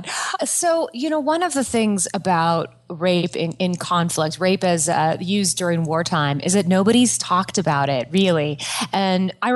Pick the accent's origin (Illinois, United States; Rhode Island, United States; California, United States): California, United States; Yorba Linda; I grew up at like 15 minutes from Disneyland. I'm from a small town called Yorba Linda